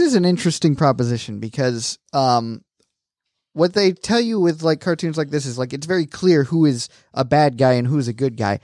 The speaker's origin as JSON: {"language": "English", "region": "Florida", "country": "United States", "tie": "born or raised there", "moved": "yes", "said": "growing up in Florida"}